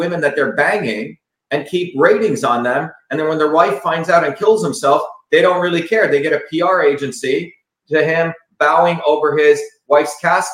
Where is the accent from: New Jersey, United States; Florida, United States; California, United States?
New Jersey, United States; I grew up in New Jersey, and people speak like this.